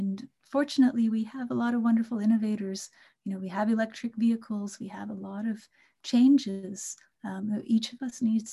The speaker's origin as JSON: {"language": "English", "town": "Kolkata", "region": "West Bengal", "country": "India", "tie": "born or raised there", "also_born_or_lived": "England / Canada", "moved": "yes"}